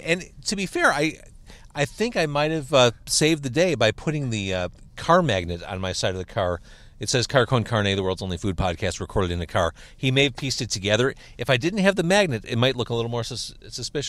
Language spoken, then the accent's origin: English; Midwest, United States; here in the Midwest, we grow up listening to Classic